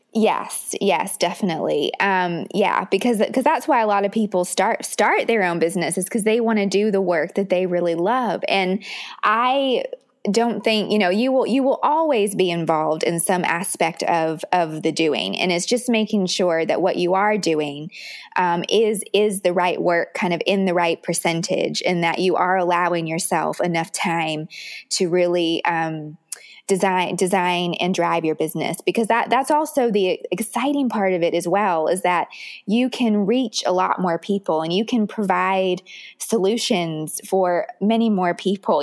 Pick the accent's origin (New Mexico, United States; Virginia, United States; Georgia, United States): Virginia, United States; Richmond; where I grew up in Richmond, Virginia